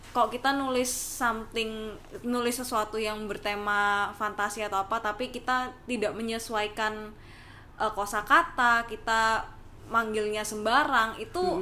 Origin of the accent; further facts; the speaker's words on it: Surabaya, East Java, Indonesia; aku kan asal dari Surabaya